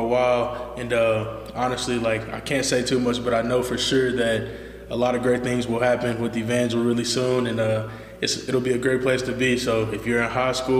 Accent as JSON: {"language": "English", "town": "Dallas", "region": "Texas", "country": "United States", "also_born_or_lived": "Cedar Hill, Texas", "moved": "as an adult", "lives_now": "Springfield, Missouri, United States", "said": "I'm actually from Dallas, Texas"}